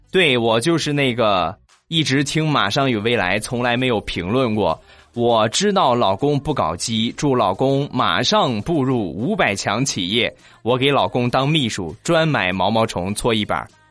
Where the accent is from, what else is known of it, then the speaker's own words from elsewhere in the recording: Shandong, China; 我是一个山东人